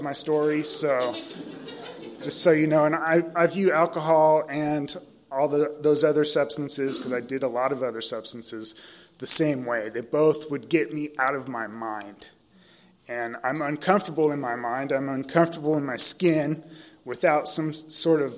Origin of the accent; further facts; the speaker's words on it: San Diego, California, United States; I was born and raised in San Diego. I grew up in Claremont, over by Jimbo's Liquor